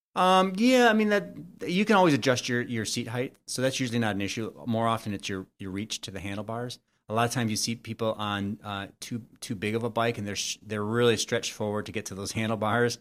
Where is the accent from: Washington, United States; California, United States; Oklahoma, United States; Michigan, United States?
Michigan, United States; Royal Oak; my original house where I grew up in Royal Oak